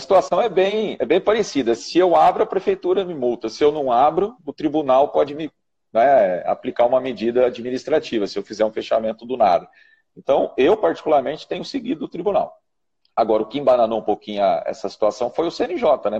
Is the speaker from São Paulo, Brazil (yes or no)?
yes; Ribeirão Preto, São Paulo, Brazil; lá de Ribeirão Preto, minha terra querida